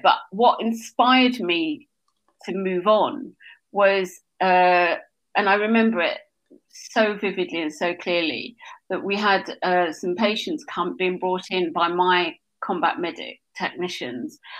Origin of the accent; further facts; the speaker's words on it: Essex, East of England, United Kingdom; I was born in Essex